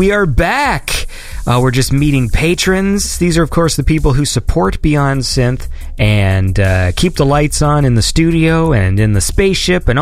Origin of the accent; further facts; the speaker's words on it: Canada; I'm from Canada, so like my country is gigantic